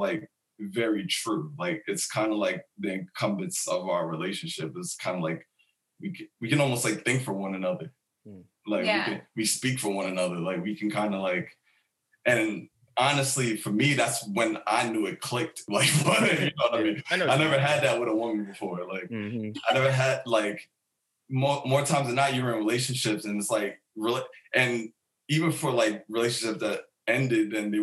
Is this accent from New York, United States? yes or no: yes; Mount Vernon, New York, United States; moved away as an adult; also born or lived in Bronx, New York / Jamaica (family ancestry); I grew up in New York